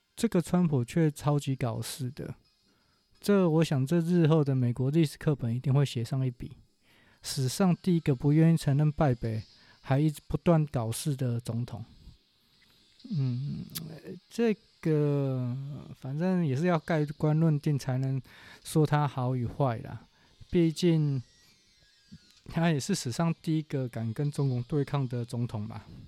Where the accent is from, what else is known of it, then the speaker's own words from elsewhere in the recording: Taiwan; 我们台湾人台语有一句话叫做